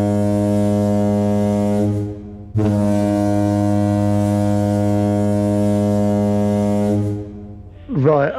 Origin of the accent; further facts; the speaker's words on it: England, United Kingdom; I'm British and I was born in England